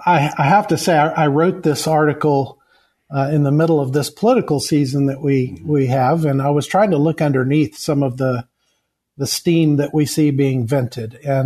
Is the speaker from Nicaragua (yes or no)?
no; Kenya; I hail from Kenya. I was born the product of missionary parents, and so was my wife.